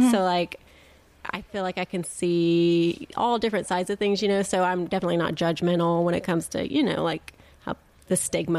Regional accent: Alabama, United States; now in Florida, United States

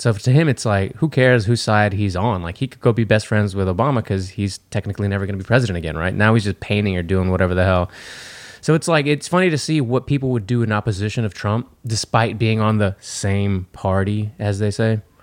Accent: Texas, United States; we're from Texas

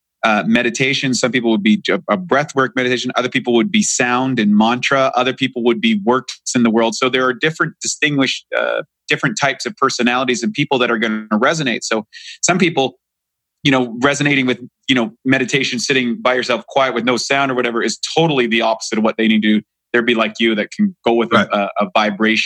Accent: Canada; moved away; I'm in from Canada

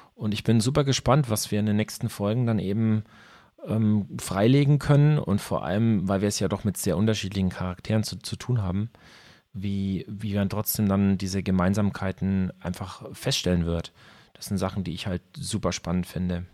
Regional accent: Ansbach, Bavaria, Germany; also born or lived in Nuremberg; now in Nuremberg area, Germany; nachdem ich Ansbach verlassen habe, dann irgendwann in den Großraum Nürnberg verschlagen

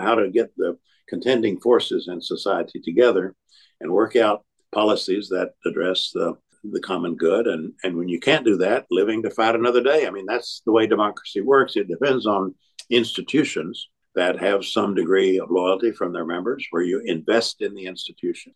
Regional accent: Tennessee, United States; moved away as an adult; also born or lived in North Carolina; I had early on been involved in my home state of Tennessee

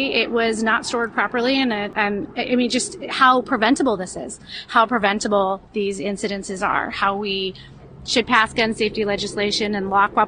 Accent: Highland Park, Illinois, United States; I'm from Highland Park, Illinois

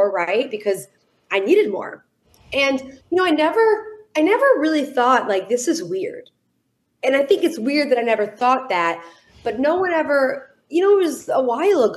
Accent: Detroit, Michigan, United States; I am from Detroit, Michigan

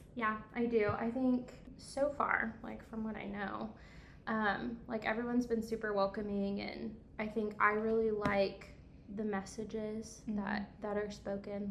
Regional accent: Coatesville, Indiana, United States; moved away as an adult; also born or lived in Evansville, Indiana; I'm from Indy. Uh, Coatesville, Indiana

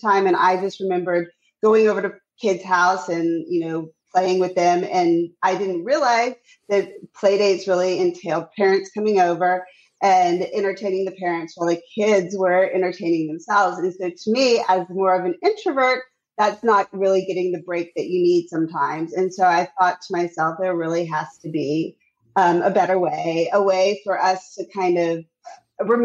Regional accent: Texas, United States; moved away as an adult; now in New York, United States; I grew up in Texas with a Jewish mom and a Cuban father. And I moved to New York back in 2003

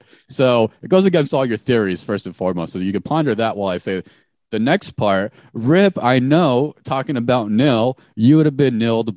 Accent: Phoenix area, Arizona, United States; growing up for me in what was the 602, now the 480

